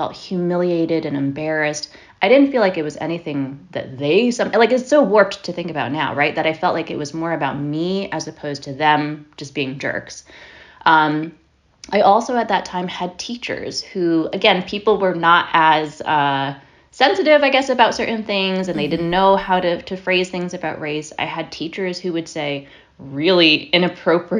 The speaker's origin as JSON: {"language": "English", "town": "Monroe", "region": "Connecticut", "country": "United States", "tie": "born or raised there", "said": "I grew up mostly in Connecticut. I grew up in a little town called Monroe, which is part of Fairfield County"}